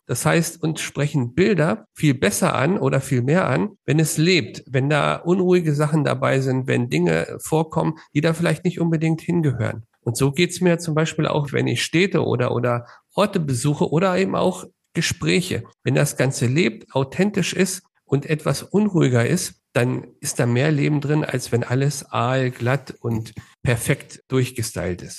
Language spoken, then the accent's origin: German; Hanover, Lower Saxony, Germany; now in Nuremberg, Germany; Ursprünglich komme ich aus Hannover